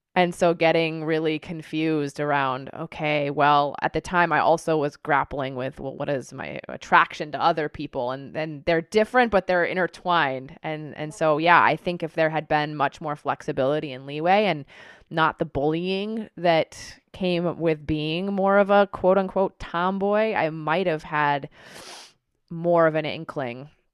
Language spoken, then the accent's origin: English; Tucson, Arizona, United States; I grew up in Tucson, Arizona